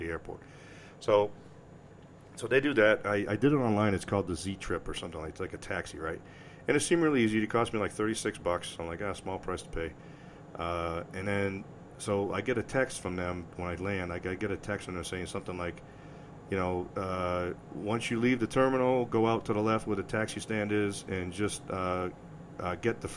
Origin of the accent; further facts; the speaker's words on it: New England, United States; moved away as an adult; now in Colorado Springs, United States; growing up in New England